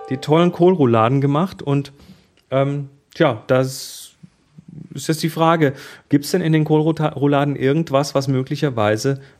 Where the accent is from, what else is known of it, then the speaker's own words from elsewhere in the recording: Baden-Württemberg, Germany; wir, wir kommen ja aus dem Schwabenland.